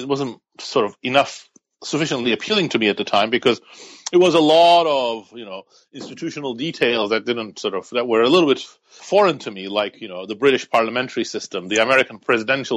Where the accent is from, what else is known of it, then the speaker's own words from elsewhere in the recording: Turkey; moved away as an adult; also born or lived in York, United Kingdom; now in United States; I grew up and lived in Turkey